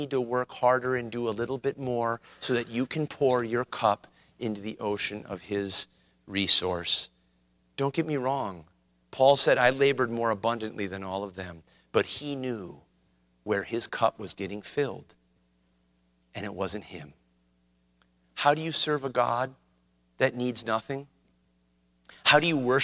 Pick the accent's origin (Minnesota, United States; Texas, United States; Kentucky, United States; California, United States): Minnesota, United States; White Bear Lake; I grew up on White Bear Lake